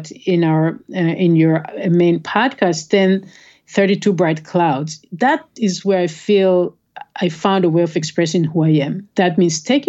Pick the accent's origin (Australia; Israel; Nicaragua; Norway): Israel; now in United States; I grew up in Israel.